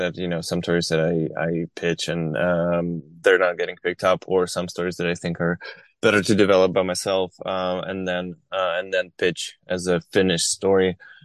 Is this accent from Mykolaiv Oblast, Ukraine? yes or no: no; Kharkiv, Kharkiv Oblast, Ukraine; moved away as an adult; now in United States; I grew up in Kharkiv. And I was born in 1984, in Kharkiv as well, which at that time, of course, was part of Soviet Union.